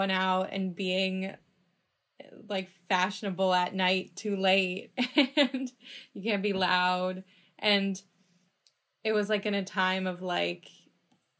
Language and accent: English; Los Angeles, California, United States; I'm from Los Angeles